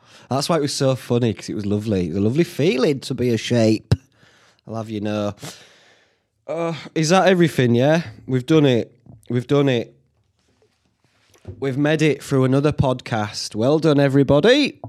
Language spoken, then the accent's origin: English; Yorkshire and the Humber, United Kingdom; I am a Yorkshireman.